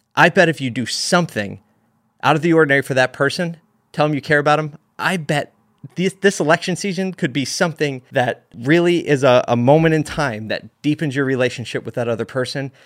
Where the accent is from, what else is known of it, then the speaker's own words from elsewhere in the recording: United States; being an American and living in a country where we can say what we want regarding our views